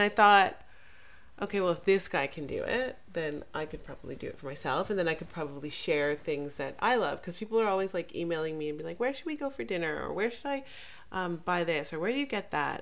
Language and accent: English; Jamaica; I'm Jamaican